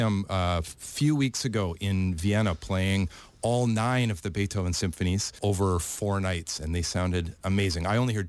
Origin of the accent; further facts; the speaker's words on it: Saskatoon, Saskatchewan, Canada; also born or lived in Cleveland, Ohio; now in Auckland, New Zealand; I'm Canadian. I'm from a small city called Saskatoon in the province of Saskatchewan.